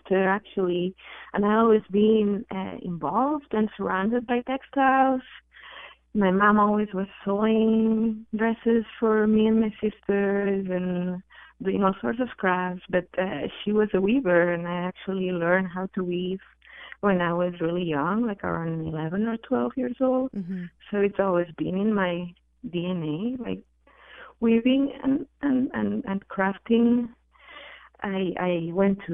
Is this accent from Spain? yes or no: yes; Barcelona, Catalonia, Spain; I'm from Spain. I'm from Barcelona.